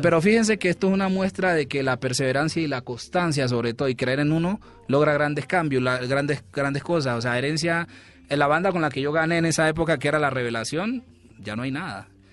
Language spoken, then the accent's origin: Spanish; Guapi, Cauca, Colombia; En 1999, en Guapi, en la, eso fue en la Casa de la Cultura, estaba por allá yo en cuarto primaria